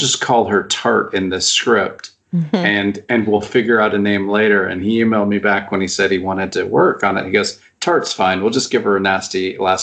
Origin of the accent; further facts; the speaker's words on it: United States; I'm an American writer